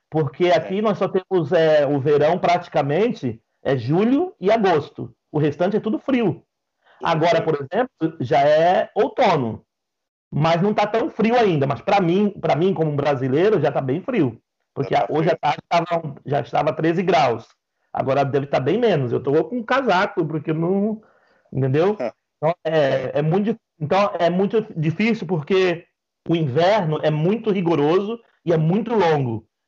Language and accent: Portuguese; Brazil; Eu, como um bom brasileiro, eu não fico sem arroz e feijão.